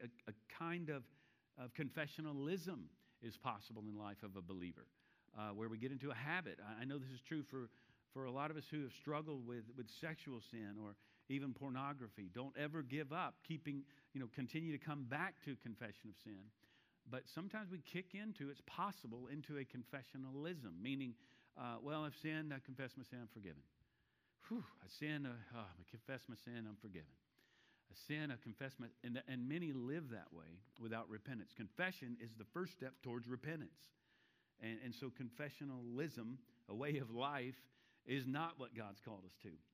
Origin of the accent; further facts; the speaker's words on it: Charlotte, North Carolina, United States; I'm from Charlotte